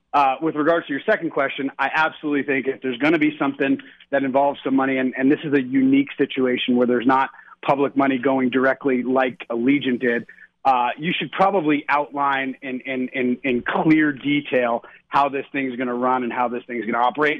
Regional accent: Jersey Shore, New Jersey, United States; you and I growing up on the Jersey Shore

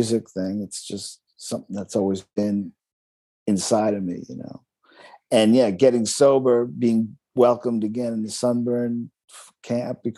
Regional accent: East Coast, United States; moved away as an adult; also born or lived in San Francisco; now in Australia; I'm from the East Coast.

